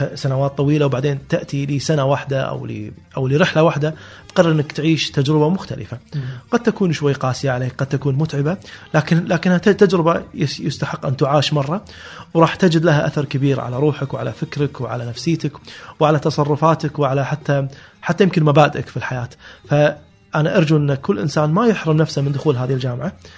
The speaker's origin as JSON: {"language": "Arabic", "town": "Kuwait City", "country": "Kuwait", "said": "هذه كانت مراتع جدي واجدادي كلهم من 300 سنه كانت كانوا ساكنين ببيوت طينيه موجوده بهالمنطقه"}